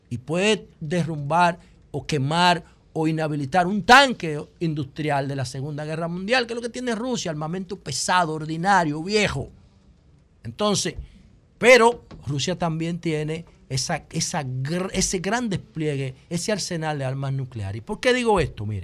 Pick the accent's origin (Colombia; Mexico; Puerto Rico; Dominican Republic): Dominican Republic; yo sé que mi pueblo está enfermo, aunque no lo entiendan. Aunque no lo entiendan, la comida dominicana tradicional